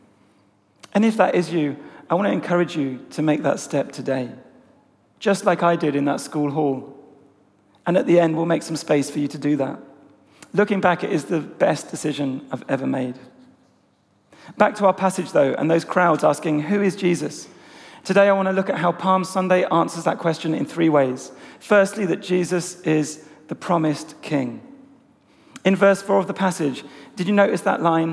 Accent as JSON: {"language": "English", "area": "Essex", "region": "East of England", "country": "United Kingdom", "tie": "born or raised there", "said": "being a 15-year-old kid growing up in Essex"}